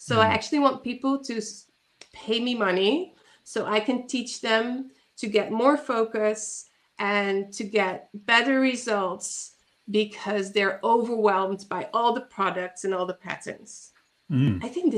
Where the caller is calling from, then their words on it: Netherlands; I'm calling in from the Netherlands